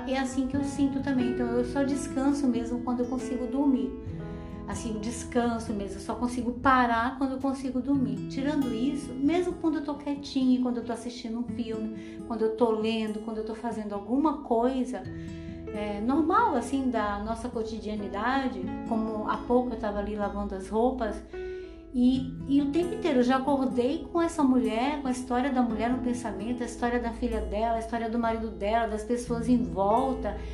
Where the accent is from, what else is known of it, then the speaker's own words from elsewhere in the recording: Bahia, Brazil; moved away; also born or lived in Paranaguá; quando eu saí da Bahia, que eu fui morar no sul, lá em Paranaguá, quando eu fui morar com a minha tia